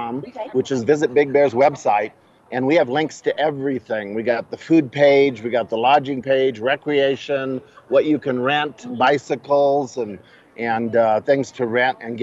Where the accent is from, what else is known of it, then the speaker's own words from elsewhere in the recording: Redlands, California, United States; I grew up in Redlands, and I know what 115 degrees is because I grew up down there.